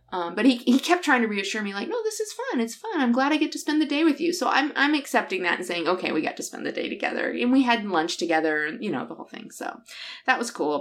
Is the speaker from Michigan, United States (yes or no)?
yes; near South Bend, southern Michigan, United States; moved away; I grew up down here